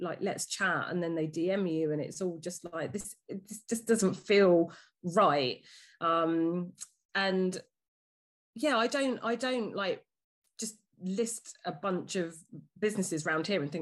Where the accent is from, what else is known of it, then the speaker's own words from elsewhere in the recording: Dorking, South East England, United Kingdom; also born or lived in London; I grew up in Dorking. My dad was a police officer here